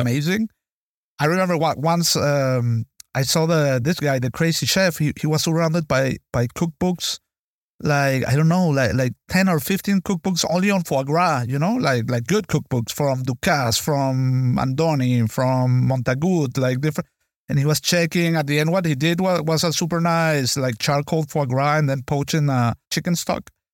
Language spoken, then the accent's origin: English; Venezuela; moved away; I was born and raised in Venezuela